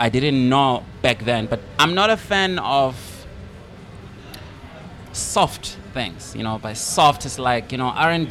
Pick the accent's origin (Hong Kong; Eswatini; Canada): Eswatini; moved away as an adult; also born or lived in Cape Town, South Africa; now in South Africa; when I was like growing up in Swaziland, like, you know, I grew up in a rural area.